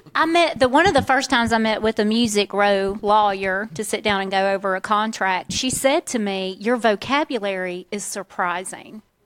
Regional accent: Central Inland Florida, United States; accent: Southern; also born or lived in Waycross, Georgia; now in Tennessee, United States; having come up in Central Inland Florida, which is just about as ratchet redneck as you can get, and then I moved north to Waycross, Georgia

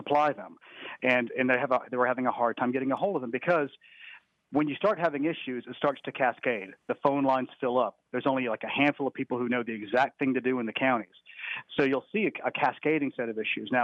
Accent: Sandy Springs, Georgia, United States; Sandy Springs Library in my hometown.

